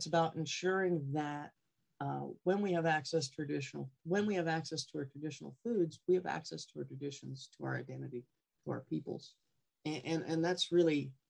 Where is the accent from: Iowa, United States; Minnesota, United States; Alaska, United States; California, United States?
Alaska, United States; Gambell; I'm Knightsey Indian and Siberian Yupik Eskimo from Gamble, Alaska in Kenai